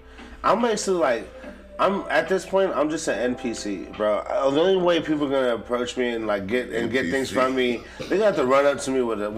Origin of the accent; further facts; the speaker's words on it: Japan; born there; The listener may know this, but I was born in Japan and we had Sim City on our fucking Nintendo.